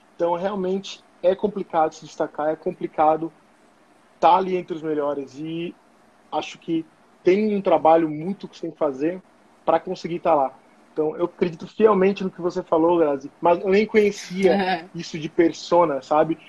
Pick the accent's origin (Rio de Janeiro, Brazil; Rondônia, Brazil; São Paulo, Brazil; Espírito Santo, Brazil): São Paulo, Brazil; São José dos Campos; moved away as an adult; also born or lived in Florianópolis, Brazil; now in Germany; sou natural de São José dos Campos, São Paulo